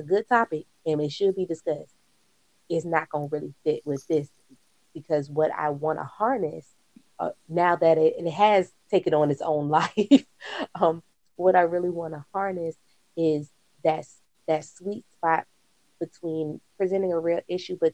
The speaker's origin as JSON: {"language": "English", "region": "Virginia", "country": "United States", "moved": "yes", "lives_now": "North Carolina, United States", "said": "I'm from Virginia"}